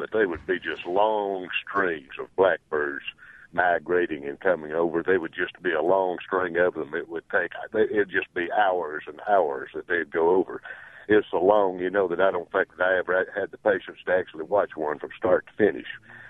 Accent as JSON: {"language": "English", "town": "Booneville", "region": "Mississippi", "country": "United States", "tie": "born or raised there", "said": "I grew up in Prentice County, of course, right in the Boonville area. And back in the early 60s, when I was a young boy anyway"}